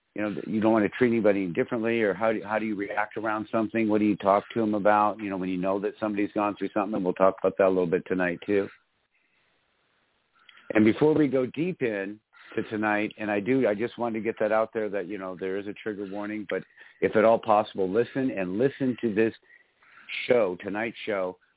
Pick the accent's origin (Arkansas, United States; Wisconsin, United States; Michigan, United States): Michigan, United States; I grew up in Michigan